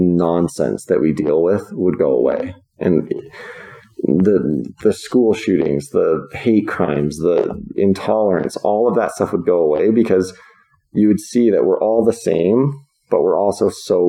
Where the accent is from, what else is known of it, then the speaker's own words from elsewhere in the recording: Virginia, United States; born there; I grew up all over the place. I was born in Virginia, but my dad was in professional baseball our whole lives.